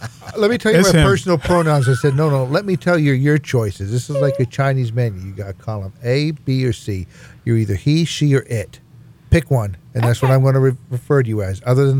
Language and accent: English; Scotland, United Kingdom; even though I'm Scottish